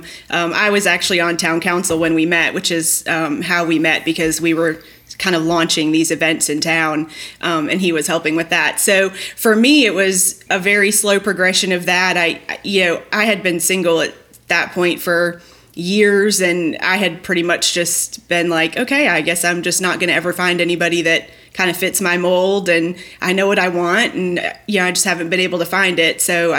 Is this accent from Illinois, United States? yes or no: yes; Chicago, Illinois, United States; now in North Carolina, United States; I'm from Chicago, pretty liberal, you know, living in North Carolina now